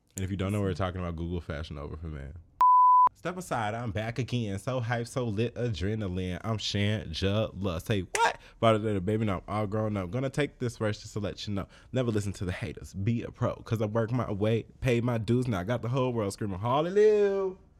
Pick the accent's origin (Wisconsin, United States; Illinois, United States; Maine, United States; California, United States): Illinois, United States; Chicago; I grew up in Chicago.